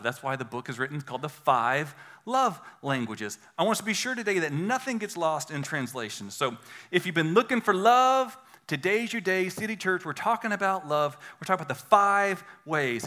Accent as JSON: {"language": "English", "country": "United States", "accent": "redneck"}